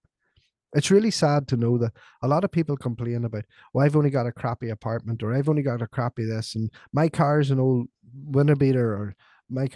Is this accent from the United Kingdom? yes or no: yes; Northern Ireland, United Kingdom; I was growing up in Ireland, right? In Northern Ireland, in what was the height of the Troubles